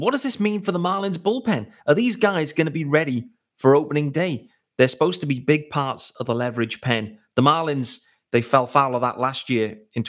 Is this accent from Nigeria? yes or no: no; England, United Kingdom; Yes, I am English. I'm British. I'm from Great Britain, the UK, however you want to phrase it.